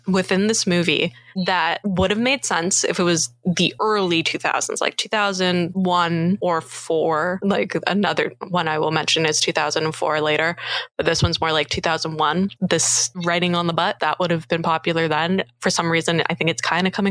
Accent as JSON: {"language": "English", "town": "Richmond Hill", "region": "Ontario", "country": "Canada", "tie": "born or raised there", "said": "I'm from Richmond Hill"}